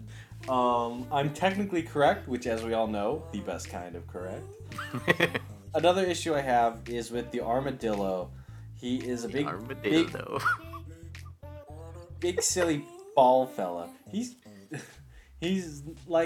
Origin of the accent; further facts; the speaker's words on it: Bakersfield, California, United States; my hometown of Bakersfield